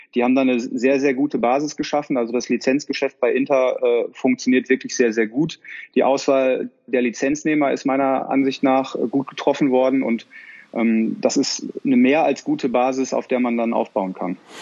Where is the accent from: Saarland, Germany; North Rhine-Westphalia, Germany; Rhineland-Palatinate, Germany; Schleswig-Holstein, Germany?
North Rhine-Westphalia, Germany; Dortmund; moved away as an adult; now in Milan, Italy; ich bin gebürtiger Dortmunder, ich bin mit Borussia Dortmund aufgewachsen